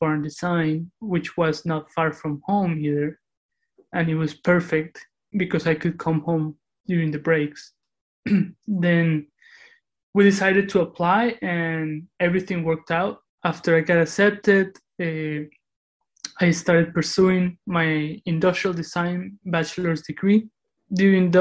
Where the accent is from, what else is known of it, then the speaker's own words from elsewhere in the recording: Cali, Valle del Cauca, Colombia; moved away; also born or lived in Moscow, Russia; I was raised in Cali, where I spent most of my childhood.